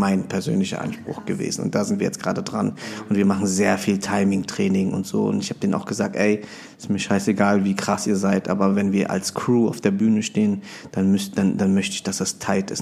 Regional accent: Bonn, North Rhine-Westphalia, Germany; moved away as an adult; also born or lived in Philippines; now in Berlin, Germany; ich bin ähm, gebürtiger Filipino, bin in Bonn aufgewachsen, lebe aber schon länger in Berlin

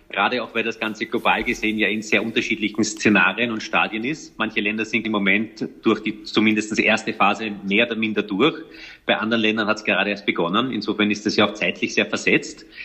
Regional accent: Vienna, Austria; born there; Aber ich bin in Wien geboren, meine Eltern leben bis heute hier.

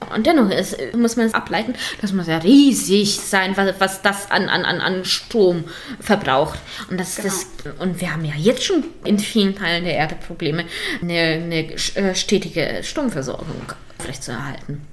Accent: Lower Saxony, Germany; wir kommen beide aus Niedersachsen

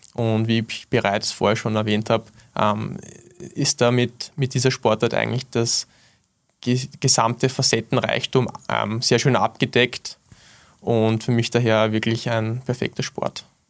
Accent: Wiener Neustadt, Lower Austria, Austria; in meinem Heimatort Wiener Neustadt

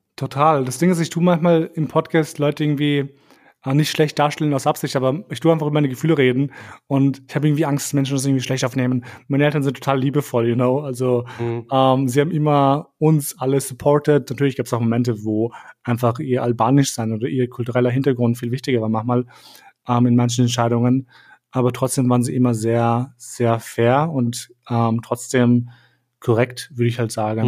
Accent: Vienna, Austria; moved away as an adult; also born or lived in Kosovo / Munich; ich bin kein Deutscher, ich bin in Wien aufgewachsen, oder ich bin hier mein Leben lang in die Schule gegangen

